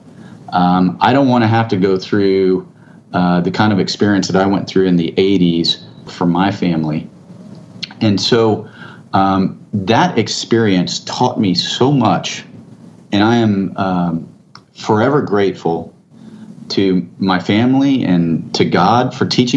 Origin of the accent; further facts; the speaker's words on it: San Antonio, Texas, United States; I grew up here in Texas. I grew up in San Antonio.